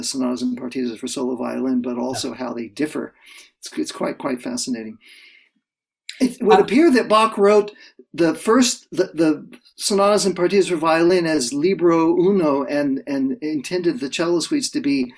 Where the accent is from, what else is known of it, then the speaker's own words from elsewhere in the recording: Central Florida, United States; now in Toronto, Canada; I grew up in Central Florida